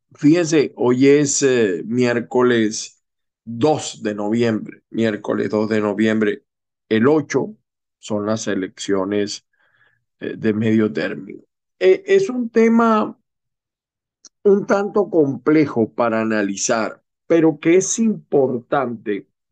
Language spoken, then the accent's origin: Spanish; Venezuela; also born or lived in Utah, United States; now in Florida, United States; la primera minoría somos los venezolanos